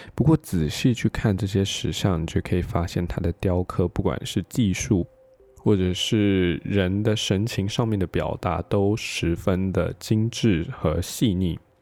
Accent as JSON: {"language": "Chinese", "country": "Taiwan", "said": "我们是从台湾飞过来"}